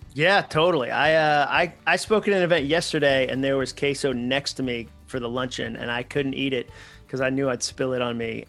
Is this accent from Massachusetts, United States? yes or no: yes; Massachusetts, United States; I grew up in Massachusetts